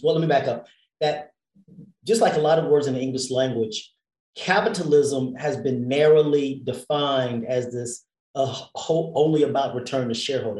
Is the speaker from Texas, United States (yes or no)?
yes; Houston, Texas, United States; moved away as an adult; now in Washington, D.C., United States; I grew up in Texas and Houston, Texas